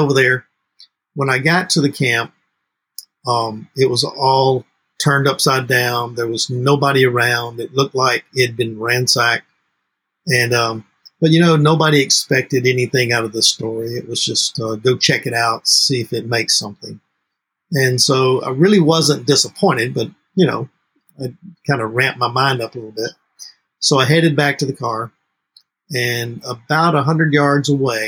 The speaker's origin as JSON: {"language": "English", "region": "Mississippi", "country": "United States", "tie": "born or raised there", "moved": "yes", "lives_now": "New Orleans, United States", "said": "I didn't grow up in New Orleans. I grew up in Mississippi"}